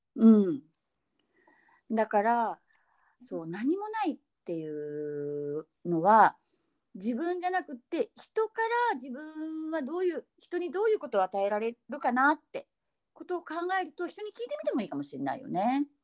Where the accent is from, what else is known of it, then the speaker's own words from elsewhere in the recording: Fukuoka, Japan; accent: Hakata dialect; 急に博多弁になる